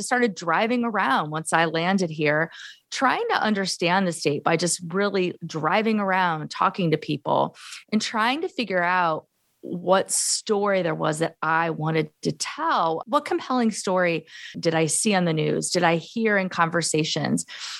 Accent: Gary, Indiana, United States; I'm a lifelong Midwesterner. I was born in Gary, Indiana, 1970. So I'm from the urban sort of Rust Belt, you know, steel mill, Gary, Indiana, and the surrounding communities.

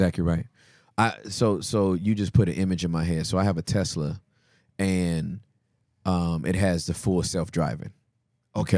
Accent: Inglewood, California, United States; I'm from Inglewood

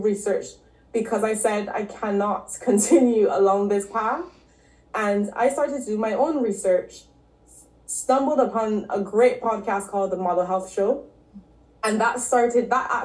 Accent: Barbados; moved away as an adult; also born or lived in Canada / London; So I'm originally from Barbados. I grew up there.

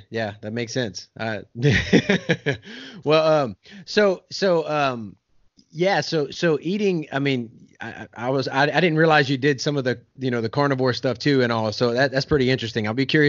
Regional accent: South Louisiana, United States; I'm from South Louisiana, man.

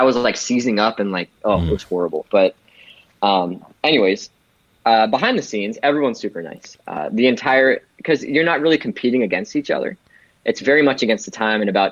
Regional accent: United States; I'm going to talk as an American

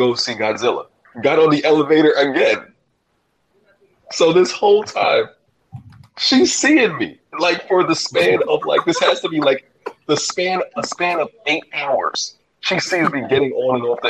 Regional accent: New York City, New York, United States; I'm from Brooklyn

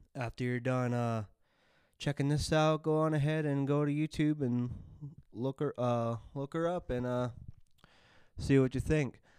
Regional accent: United States; being an American

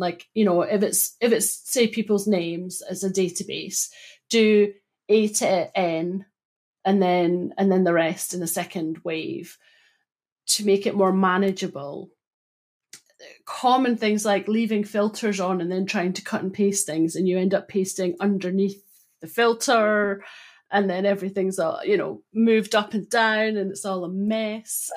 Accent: Broughty Ferry, Scotland, United Kingdom; I grew up in Broughty Ferry

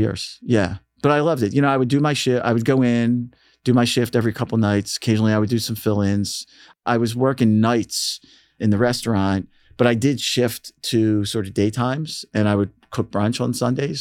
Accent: Philadelphia, Pennsylvania, United States; growing up in Philly, I mean, the sound of Philly had has probably had musically, as a fan, the most impact on me.

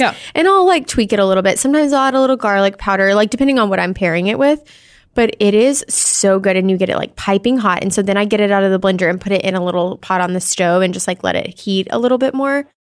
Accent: Arkansas, United States; I'm from Arkansas

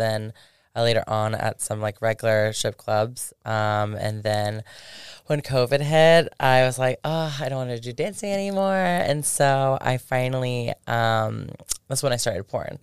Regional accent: Polk County, Florida, United States; moved away as an adult; also born or lived in Tampa, Florida; now in Las Vegas, United States; I'm originally from Tampa, but I grew up in Polk County in Florida.

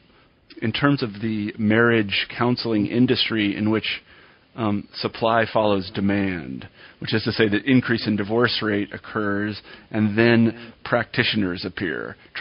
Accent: Kansas, United States; you know, like I'm just thinking of my own boyhood when I was growing up in Kansas, of all places

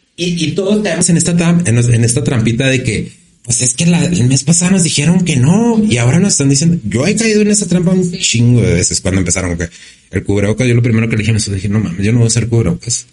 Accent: Ciudad Juárez, Chihuahua, Mexico; moved away as an adult; la mayoría de los que somos de aquí de Juárez, ¿no? De los que somos de aquí de Juárez, como por decir, yo pues no, no vivo aquí pero yo no me puedo alejar de aquí

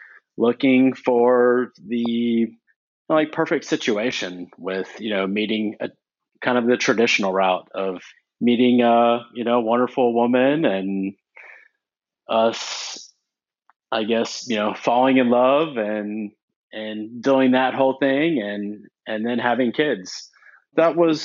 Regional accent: Houston, Texas, United States; I grew up in Texas in Houston pretty much all of my life

